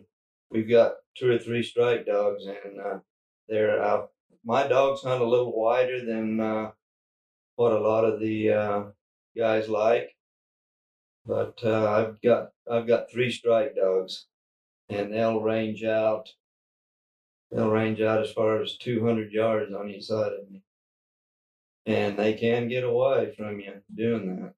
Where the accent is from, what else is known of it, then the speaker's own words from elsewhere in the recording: Globe, Arizona, United States; now in Cedar City, United States; I was born and raised down in Globe, Arizona